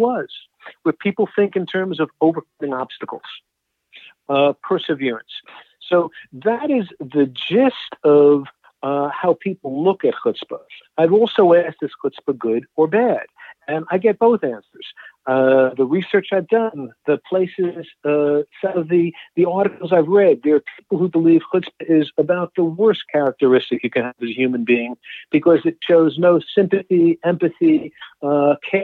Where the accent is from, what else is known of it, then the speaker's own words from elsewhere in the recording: New York, Washington, D.C., East Coast, United States; I'm from the East Coast, so New York, Washington, D.C.